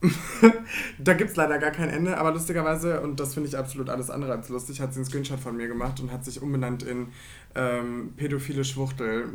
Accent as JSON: {"language": "German", "region": "Rhineland-Palatinate", "country": "Germany", "tie": "born or raised there", "moved": "yes", "lives_now": "Cologne, Germany", "said": "Also ich komme ja eigentlich aus Rheinland-Pfalz."}